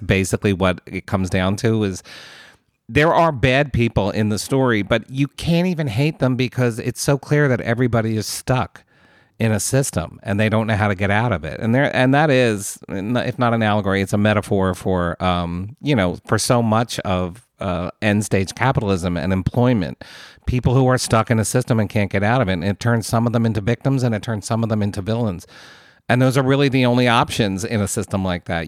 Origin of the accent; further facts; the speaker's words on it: United States; as an American